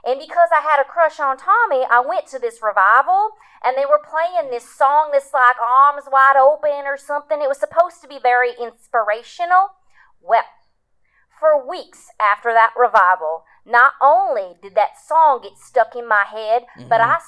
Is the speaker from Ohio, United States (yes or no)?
no; Georgia, United States; I'm from Georgia.